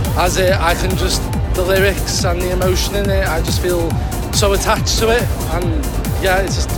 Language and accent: English; the Wirral, Merseyside, North West England, United Kingdom; I'm from the Wirral in Merseyside and my age is 25.